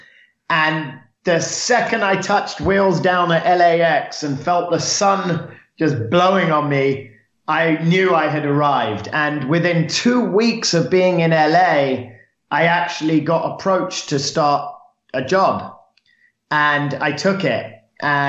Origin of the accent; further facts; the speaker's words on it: London, United Kingdom; now in Los Angeles, United States; Born and raised in London, in an area called St. John's Wood, which is northwest London. And yeah, I'm a Londoner